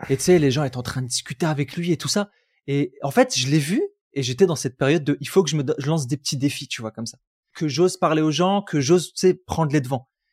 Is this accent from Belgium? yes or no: no; Roubaix, Hauts-de-France, France; moved away as an adult; j'ai grandi à Roubaix, j'aurais jamais cru que j'allais quitter Roubaix.